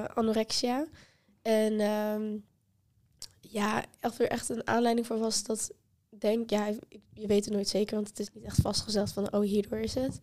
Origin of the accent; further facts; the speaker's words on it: Apeldoorn, Gelderland, Netherlands; moved away; naar Apeldoorn, waar ik vandaan kom